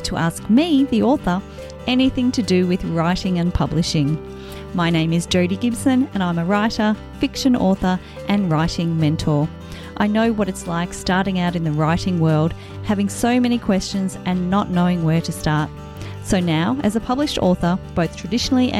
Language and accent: English; Australia; I'm an Australian author of contemporary fiction